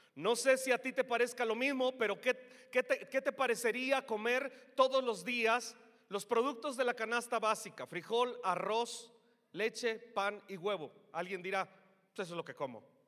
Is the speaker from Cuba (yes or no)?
no; Mexico; nos hizo mexicanos